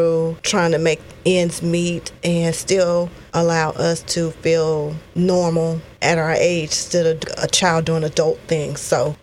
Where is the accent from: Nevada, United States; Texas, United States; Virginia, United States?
Texas, United States; College Station; I grew up in College Station